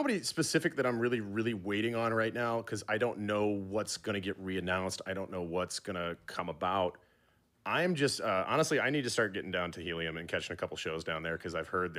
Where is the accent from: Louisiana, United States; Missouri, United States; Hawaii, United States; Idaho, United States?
Missouri, United States; St. Louis; as a little Italian kid growing up in St. Louis